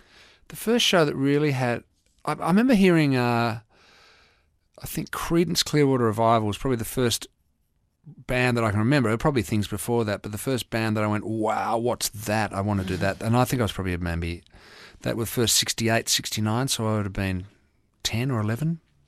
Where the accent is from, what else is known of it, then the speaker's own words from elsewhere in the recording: Nigeria; born there; But no, I was born in Nigeria because my father was an Englishman.